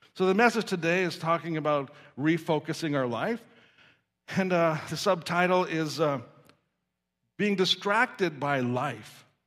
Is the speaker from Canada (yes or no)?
yes; Saskatoon, Saskatchewan, Canada; I remember as a child growing up in Saskatoon, Saskatchewan